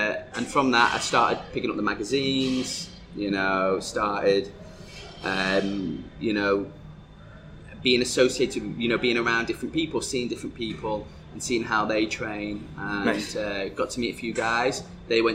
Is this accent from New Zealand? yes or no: no; North West England, United Kingdom; now in Dubai, United Arab Emirates; the town that I come from is also a very bodybuilding type town. You know, in the northwest of England